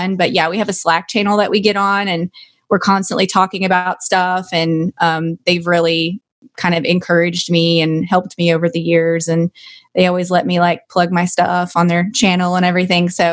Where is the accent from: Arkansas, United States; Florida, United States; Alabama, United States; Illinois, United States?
Arkansas, United States; I am from Arkansas. I pronounce it the way my high school teacher pronounced it